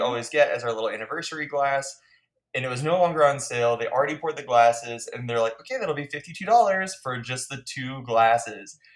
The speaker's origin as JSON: {"language": "English", "country": "United States", "said": "I'm so American"}